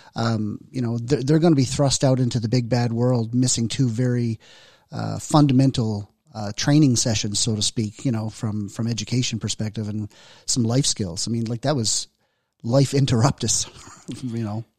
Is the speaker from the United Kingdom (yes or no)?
no; Newfoundland and Labrador, Canada; accent: Newfoundlander; moved away; also born or lived in Southern Alberta; I'm from Newfoundland